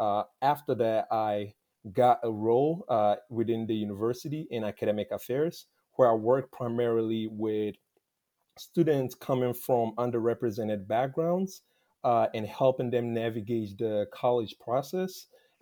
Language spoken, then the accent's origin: English; Tarkwa, Western Region, Ghana; moved away as an adult; now in Indianapolis, United States; I currently reside in Indianapolis, Indiana, but I'm originally from Tarkwa in Ghana. I've been in the U.S. for the past 11 years.